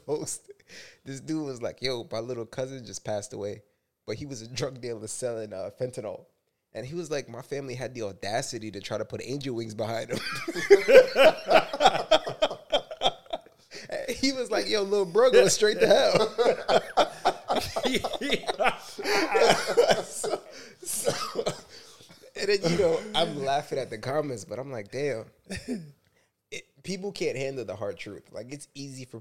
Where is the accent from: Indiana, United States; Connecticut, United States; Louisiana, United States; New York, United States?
New York, United States; we're from New York and we're all black, you know, all raised in a hood.